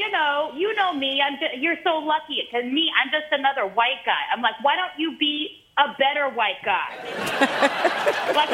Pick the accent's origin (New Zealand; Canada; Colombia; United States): United States; San Francisco, California; when I warmed up for my special in my hometown, San Francisco, I did four shows at this comedy club that was a 400 seater